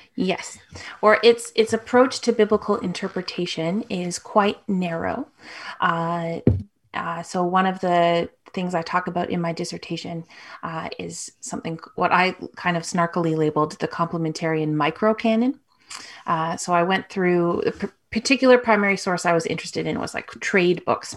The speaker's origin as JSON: {"language": "English", "town": "Toronto", "region": "Ontario", "country": "Canada", "tie": "born or raised there", "said": "I grew up in Toronto"}